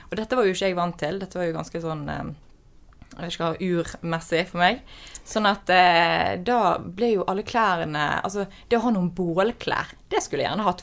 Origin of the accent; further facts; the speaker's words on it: Bergen, Vestland, Norway; moved away as an adult; Jeg er jo fra Bergen, eh, også kjent som verdens vakreste by. Og jeg fra Fyllingsdalen, veldig feteste bydelen i Bergen